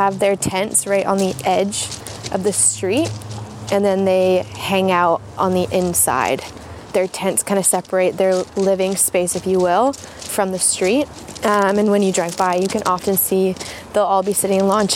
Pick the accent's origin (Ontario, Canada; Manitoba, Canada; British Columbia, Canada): British Columbia, Canada; Abbotsford; also born or lived in Los Angeles, United States / Vancouver, Canada; I was born in Abbotsford and then spent all my days in Abbotsford until about 5 years ago